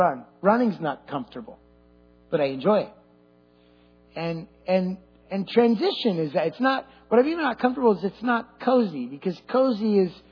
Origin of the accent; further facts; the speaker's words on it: California, United States; I'm Californian through and through.